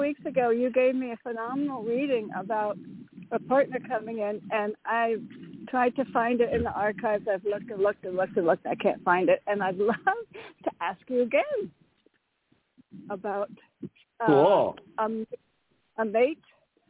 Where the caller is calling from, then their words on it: Connecticut, United States; from Connecticut.